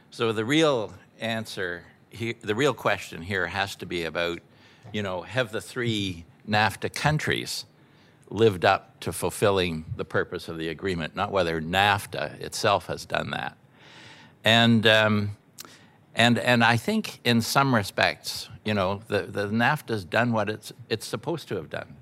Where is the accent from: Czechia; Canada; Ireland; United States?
Canada; a Canadian, a peaceful Canadian